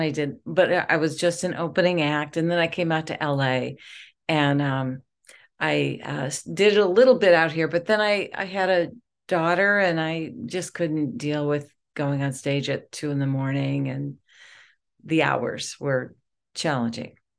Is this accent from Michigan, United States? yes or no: yes; Detroit, Michigan, United States; I am from Detroit